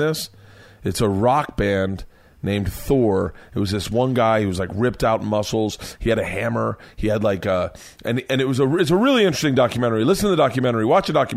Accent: Florida, United States; I grew up in Florida

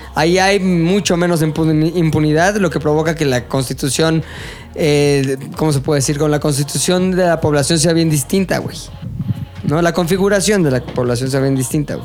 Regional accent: Mexico; también como mexicanos

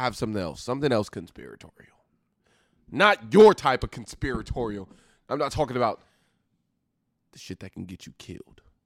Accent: Oklahoma, United States

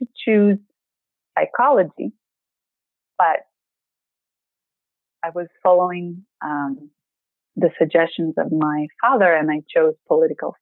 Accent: Greece; English is a second language; moved away as an adult; now in Maryland, United States; I'm coming from Greece

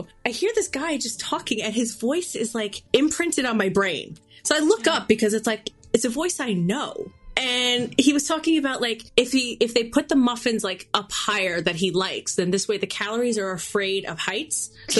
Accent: New York City, New York, United States; also born or lived in Australia; I am from Queens.

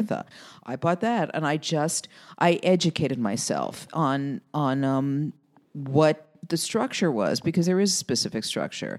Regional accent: New York City, New York, United States; my family growing up in Queens

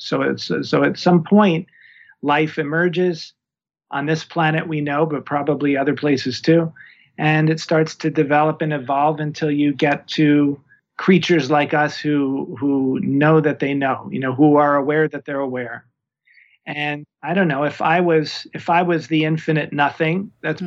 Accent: New York, United States; moved away as an adult; also born or lived in Berkeley, California / Oakland, California / Costa Rica; now in Tucson, United States; I'm originally from New York

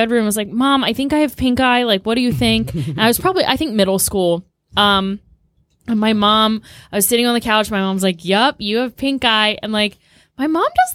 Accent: Maryland, United States; I'm from Maryland

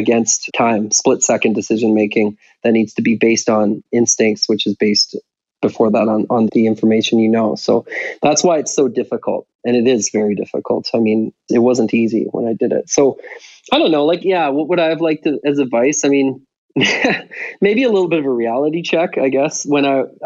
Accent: Victoria, British Columbia, Canada; I was walking around in my hometown of Victoria

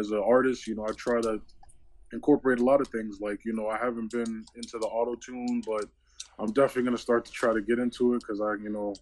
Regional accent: New York City, New York, United States; moved away; I'm originally from New York City

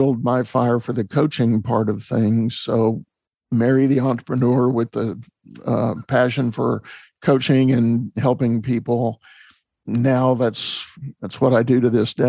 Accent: San Antonio, Texas, United States; I was growing up in San Antonio, Texas

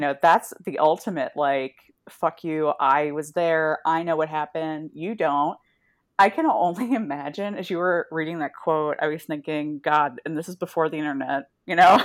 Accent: Midwest, United States; I have memories growing up in the Midwest of hiding in the basement during, like, tornadoes

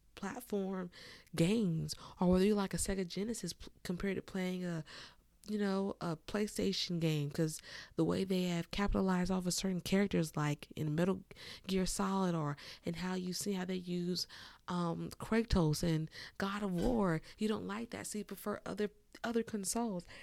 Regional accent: California, United States; I grew up in California, a certified tomboy

